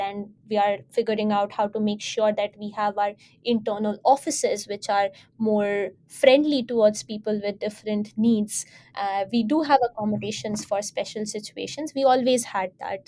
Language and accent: English; India; I identify myself as an Indian not because of emotional identity as Indian, but because for administrative purposes, I need to belong to a certain country